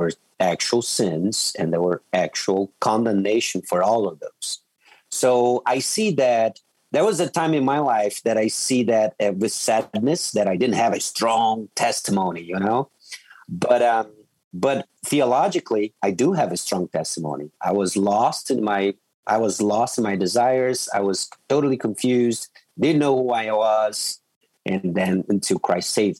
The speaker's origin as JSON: {"language": "English", "country": "Brazil", "tie": "born or raised there", "said": "So I grew up, I was raised in Brazil"}